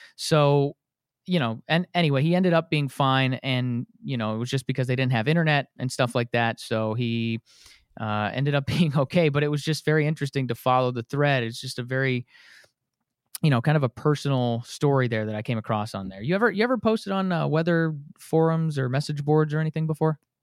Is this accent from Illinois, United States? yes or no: no; Wisconsin, United States; now in Atlanta, United States; Here I am down in Atlanta after growing up in Wisconsin